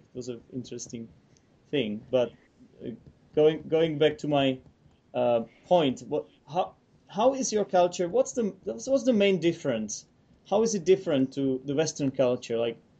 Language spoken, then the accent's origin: English; Czechia; English is a second language; We are both from the Eastern Europe, and the Czech Republic is considerably small compared to Poland.